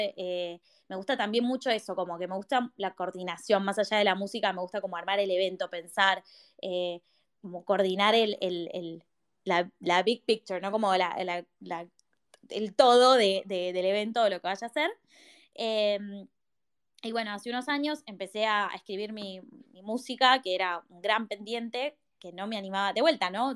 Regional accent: Buenos Aires, Argentina; yo soy de Buenos Aires

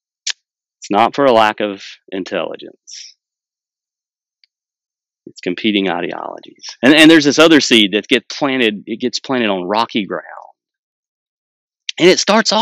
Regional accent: United States; I'm from Wilkes County

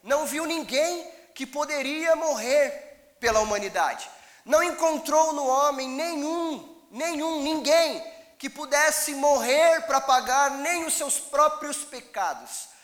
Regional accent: Brazil; como bons brasileiros

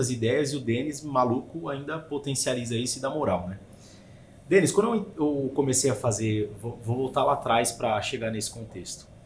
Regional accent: São Paulo, Brazil; Sou da Zona Leste e tinha essa dificuldade.

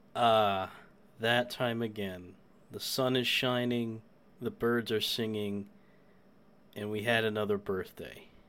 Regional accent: New York, United States; I'm the New Yorker

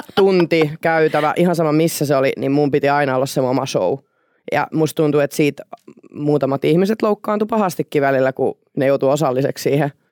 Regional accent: Paimio, Southwest Finland, Finland; mä oon Paimiosta ja s- siellä niinku varttunut ja tota, siellä niinku yläasteet käynyt

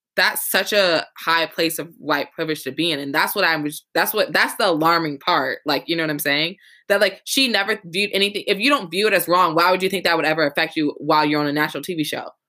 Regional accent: the South, United States; growing up in the South and going to a predominantly Southern university

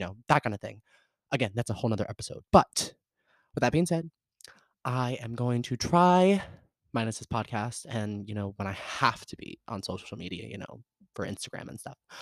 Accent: the South, United States; I'm from the South

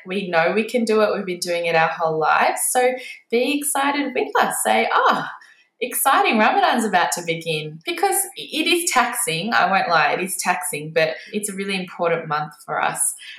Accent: India; Being Indian, I grew up watching cricket.

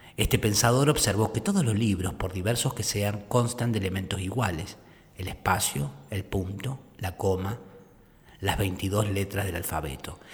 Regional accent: Córdoba, Argentina; Yo soy de Córdoba

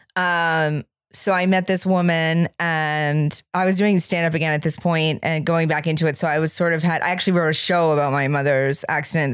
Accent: Maine, United States; from where I grew up in Maine

